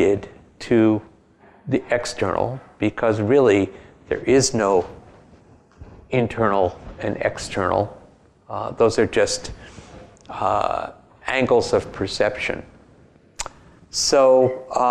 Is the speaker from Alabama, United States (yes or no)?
no; New York City, New York, United States; moved away as an adult; now in Berkeley, United States; at heart and in fact, I'm from Brooklyn.